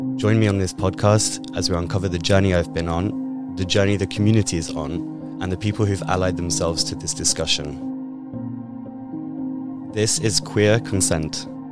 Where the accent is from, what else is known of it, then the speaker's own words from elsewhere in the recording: United Kingdom; moved away as an adult; now in Netherlands; I'm originally British, and for eight years I've lived in the Netherlands